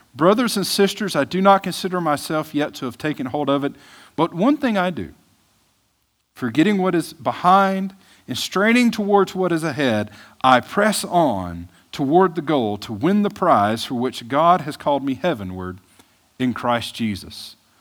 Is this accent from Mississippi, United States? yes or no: yes; Mississippi, United States; moved away; I'm from Mississippi